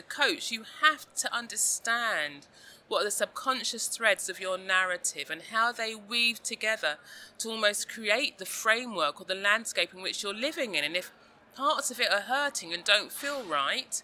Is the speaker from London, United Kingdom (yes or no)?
yes; London, United Kingdom; a young girl growing up in South London in the 1970s